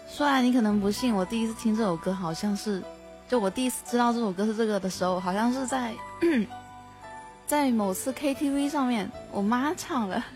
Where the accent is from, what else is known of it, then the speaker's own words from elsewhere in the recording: Guangdong, China; 我是广东人